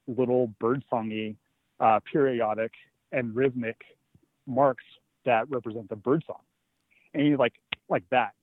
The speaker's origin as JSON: {"language": "English", "town": "Joshua Tree", "region": "California", "country": "United States", "tie": "born or raised there", "said": "I grew up in Joshua Tree."}